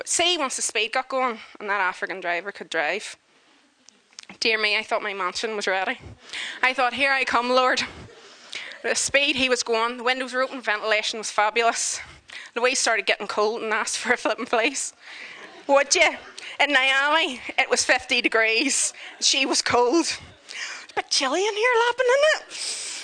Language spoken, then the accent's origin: English; Northern Ireland, United Kingdom; I'm not saying wee because I'm from Northern Ireland